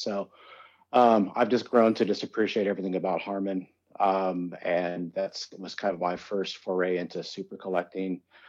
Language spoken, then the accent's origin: English; Idaho, and Washington State, Pacific Northwest, United States; even though we're from the Pacific Northwest, Idaho, and Washington State.